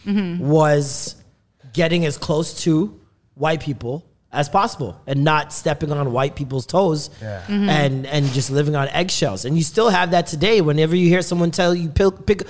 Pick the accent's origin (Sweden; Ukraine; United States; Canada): Canada; being a Canadian